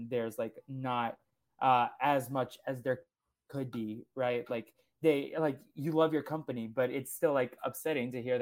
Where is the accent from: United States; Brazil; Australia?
Brazil; first language Portuguese; English is a second language; even though Spanish is not my first language, like Brazilians speak Portuguese